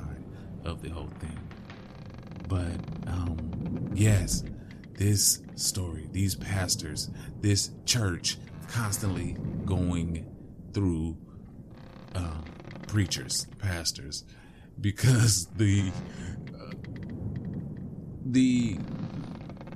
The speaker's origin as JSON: {"language": "English", "region": "West Coast", "country": "United States", "tie": "born or raised there", "said": "I grew up on the West Coast"}